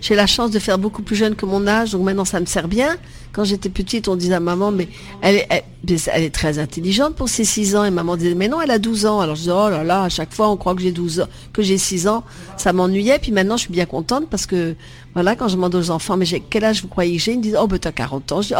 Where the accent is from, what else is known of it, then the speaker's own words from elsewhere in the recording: Vietnam; ma vie avant Marie-Rose, c'est d'être euh, en Indochine où je suis née, au Vietnam, et j'ai eu la chance d'être sur une plantation de caoutchouc.